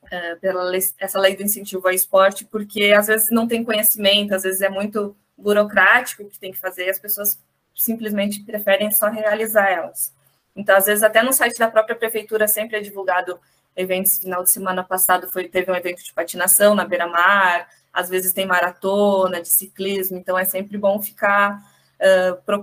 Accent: Pelotas, Rio Grande do Sul, Brazil; now in Florianópolis, Brazil; eu vim de Pelotas, é uma cidade grande, mas não tão grande quanto Florianópolis.

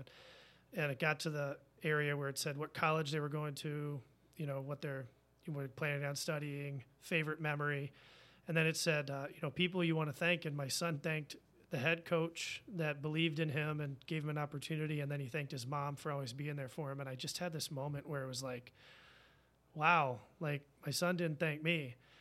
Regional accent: Virginia, United States; now in Madison, United States; I'm from Virginia. I'm a U V A fan

